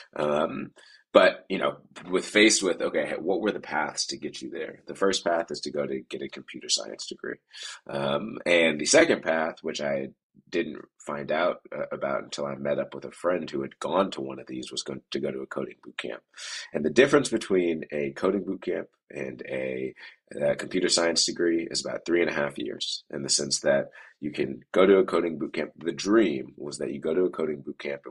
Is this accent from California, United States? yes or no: yes; Oakland, California, United States; I grew up in Oakland, so I was just 15 minutes away from San Francisco